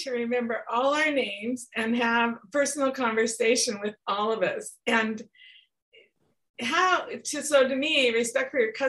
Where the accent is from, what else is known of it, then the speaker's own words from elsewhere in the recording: Portland, Oregon, United States; my own hometown of Portland, Oregon